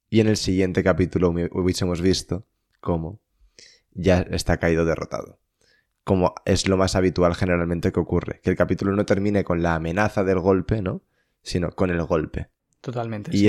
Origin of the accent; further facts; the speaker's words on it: Spain; Soy español